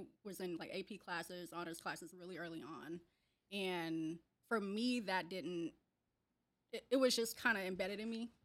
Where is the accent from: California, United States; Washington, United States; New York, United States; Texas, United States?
Washington, United States; Seattle; I was born and raised in Seattle in the Central District, on Cherry Street